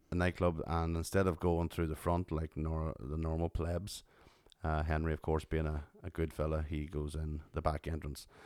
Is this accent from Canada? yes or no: no; Tyrone, Northern Ireland, United Kingdom; Coming from Tyrone